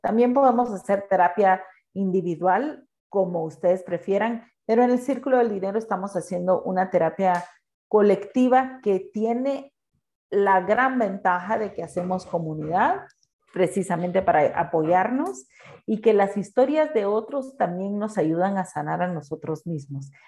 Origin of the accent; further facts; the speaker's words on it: Guatemala; soy chapín